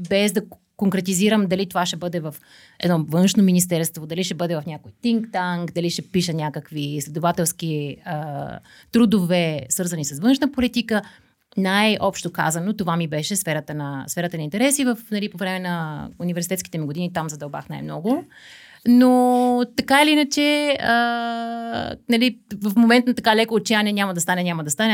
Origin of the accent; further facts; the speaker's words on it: Karnobat, Burgas Province, Bulgaria; also born or lived in Veliko Tarnovo / Svishtov / Yambol / Varna; аз съм родена в Велико Търново а, преди около 40 години. А, там не съм живяла почти, малко в Свищов, Северна България. А, след това семейството ми се мести в Карнобат, което е много близо до морето, до Бургас